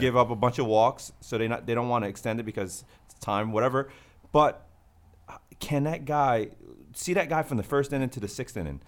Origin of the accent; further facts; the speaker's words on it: Northeast, United States; I'm from the Northeast